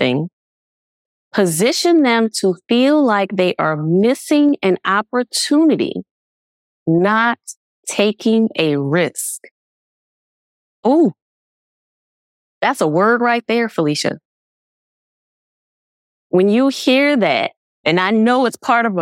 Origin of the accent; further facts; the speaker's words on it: Nashville, Tennessee, United States; I was born and raised in Nashville, Tennessee. So I am true Southern bred